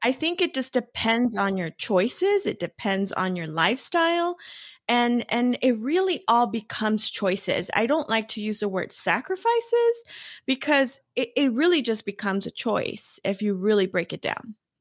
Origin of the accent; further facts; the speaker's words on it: Los Angeles, California, United States; I was born and raised in East L